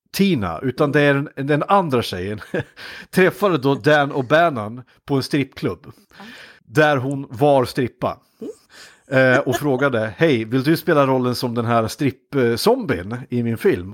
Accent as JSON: {"language": "Swedish", "town": "Iggesund", "region": "Gävleborg County", "country": "Sweden", "said": "från Iggesund där jag kommer ifrån"}